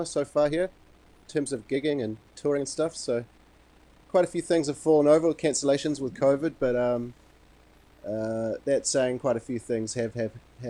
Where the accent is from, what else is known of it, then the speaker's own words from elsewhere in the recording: Wellington, New Zealand; also born or lived in Montreal, Canada; I was born in Montreal, Canada, but I was raised in Wellington.